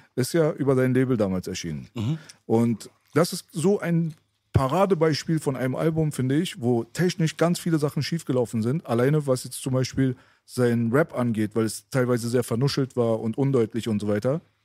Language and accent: German; Berlin, Germany; also born or lived in Friedenau / Lankwitz; Ich bin in Kreuzberg auf, aufgewachsen